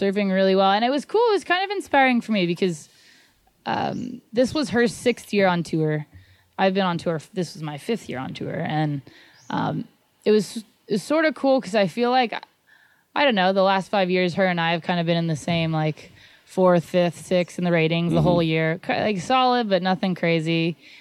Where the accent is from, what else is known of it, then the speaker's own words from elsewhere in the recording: Santa Barbara, California, United States; I grew up in Santa Barbara, so I grew up surfing Rincon all the time